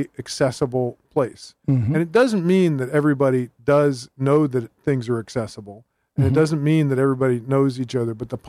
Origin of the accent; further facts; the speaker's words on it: Cincinnati, Ohio, United States; also born or lived in Covington, Kentucky; I was born in Covington, Kentucky. All my family roots are in northern Kentucky, and ancestors interred there in Kenton County, around Covington. born there, grew up in Cincinnati on the Ohio side of the river, went to school in Greater Cincinnati